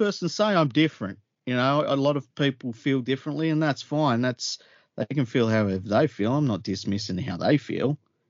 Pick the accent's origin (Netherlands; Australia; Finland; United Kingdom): Australia; I'm an Australian. I feel no other connection to any other place on planet Earth. I was born here. I was raised here.